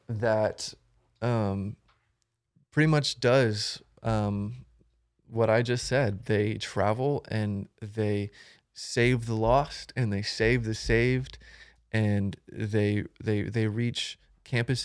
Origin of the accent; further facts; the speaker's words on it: Florida, United States; now in Fort Worth, United States; I'm originally from Florida. I moved to Texas about five years ago. I live in Fort Worth